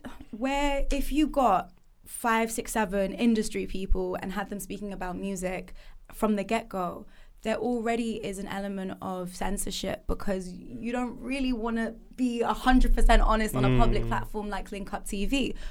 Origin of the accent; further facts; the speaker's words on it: Reading, South East England, United Kingdom; So I'm from Reading as well. So I wasn't from London, and it was just, thrown into the deep end.